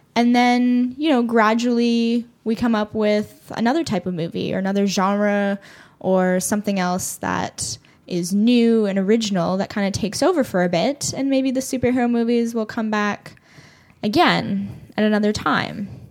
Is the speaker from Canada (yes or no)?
yes; Toronto, Ontario, Canada; growing up in Toronto, it never felt like, like an other. I always felt like this was my home, this is where I grew up